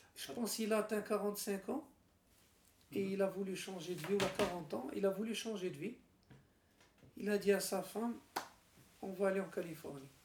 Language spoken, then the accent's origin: French; Morocco; also born or lived in Switzerland; on est marocain